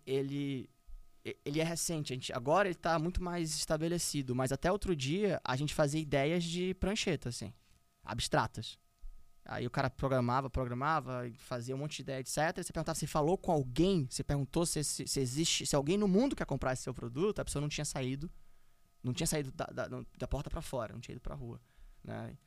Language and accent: Portuguese; Brazil; nós éramos sete brasileiros